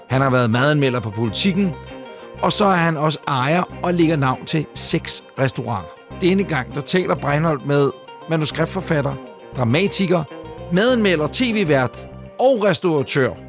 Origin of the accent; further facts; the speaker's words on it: Ølstykke, Capital Region of Denmark, Denmark; moved away as an adult; also born or lived in Østerbro, Copenhagen; now in Copenhagen, Denmark; nu faktisk mere på Østerbro, eller en af det område, ja. mere end jeg har boet ude i Ølstykke. Ikke? Ja. Jeg boede 18 år.